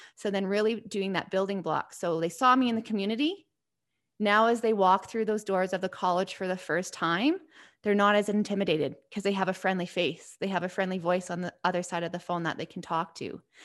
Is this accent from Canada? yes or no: yes; Crowsnest Pass, Alberta, Canada; I was born and raised in the Crowsness Pass and had a wonderful childhood growing up